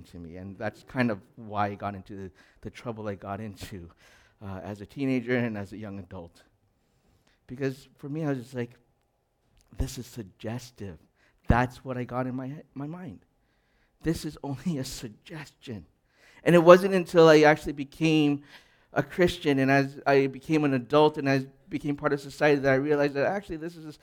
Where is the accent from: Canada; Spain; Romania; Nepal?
Canada; Edmonton, Alberta; I grew up in Edmonton